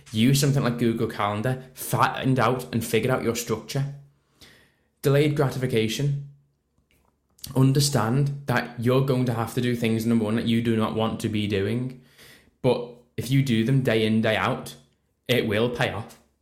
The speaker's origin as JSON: {"language": "English", "town": "Liverpool", "region": "North West England", "country": "United Kingdom", "said": "So I'm not from Manchester, I'm from Liverpool myself"}